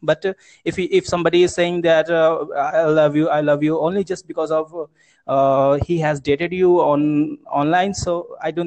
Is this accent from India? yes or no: yes; Uttar Pradesh, India; I'm from UP district, UP state, Uttar Pradesh